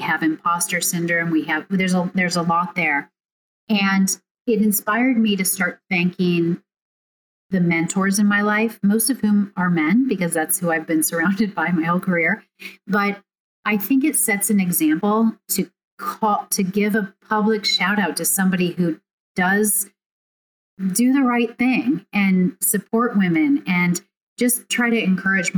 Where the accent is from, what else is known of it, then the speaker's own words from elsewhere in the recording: Overland Park, Kansas, United States; the one I grew up in Overland Park, Kansas